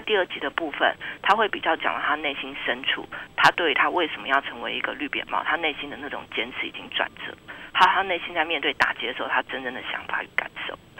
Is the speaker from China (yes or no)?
no; Taiwan; 我们台湾人都很熟悉的麦克阿瑟将军